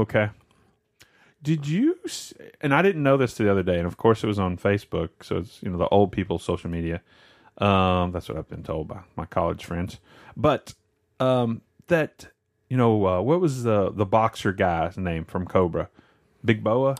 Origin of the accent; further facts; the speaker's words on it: West Tennessee, United States; I grew up in West Tennessee